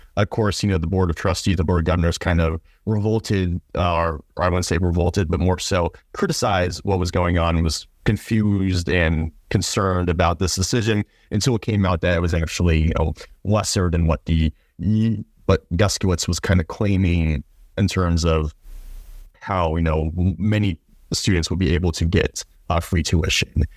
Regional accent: Ohio, United States; my home state school in O, in, in Ohio

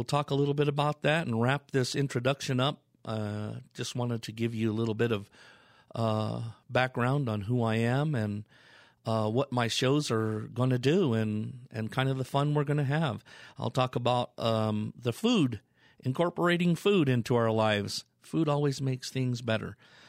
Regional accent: Colorado Springs, Colorado, United States; I have a cabin here in Colorado. That's where I'm from. And a little bit about me. Born and raised in Colorado, Colorado Springs, Colorado.

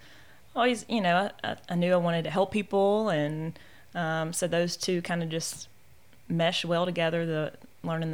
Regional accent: Benton, Louisiana, United States; also born or lived in Shreveport, Louisiana; I grew up in the Benton-Bossier area and was point guard for Airline High School

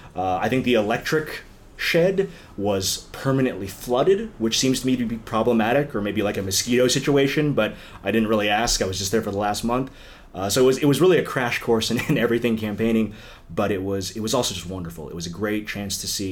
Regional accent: McLean, Virginia, United States; moved away as an adult; also born or lived in Korea; now in Los Angeles, United States; I think McLean was in a lot of ways wonderful, and I still go back home often

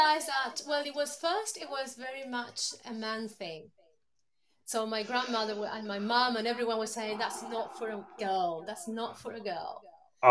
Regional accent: Uruguay; also born or lived in Brazil / United Kingdom / Oxford / Parma; now in Treviso, Italy; I was born in Uruguay

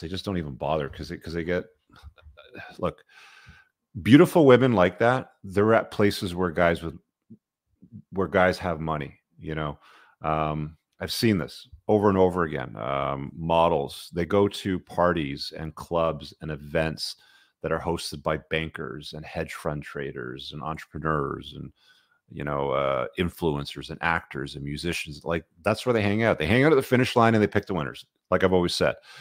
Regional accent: Canada; I grew up in Canada

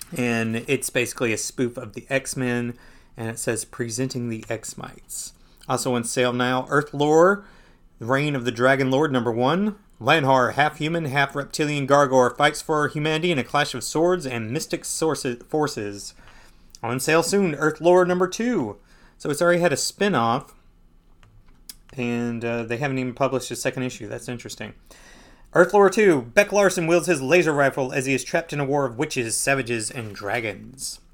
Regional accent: Perry, Georgia, United States; I grew up in Perry

